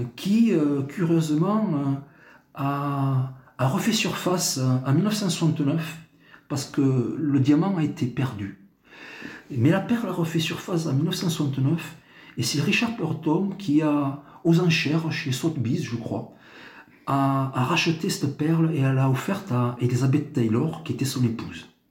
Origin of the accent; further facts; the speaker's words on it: Tarbes, Occitania, France; moved away; je suis né à Tarbes, effectivement. Euh, j'ai pas mal bourlingué, puis euh, j'ai rejoint, donc ça va faire une vingtaine d'années maintenant, ma cité natale au pied des Pyrénées